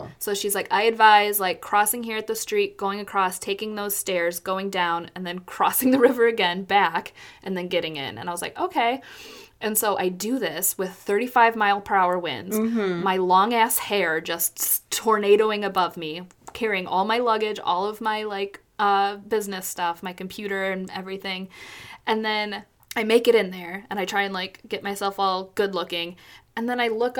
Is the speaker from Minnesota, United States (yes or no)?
no; San Antonio, Texas, United States; other people and myself are from San Antonio